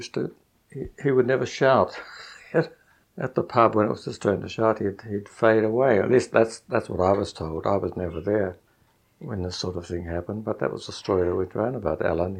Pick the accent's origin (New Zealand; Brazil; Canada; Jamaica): New Zealand; being a New Zealander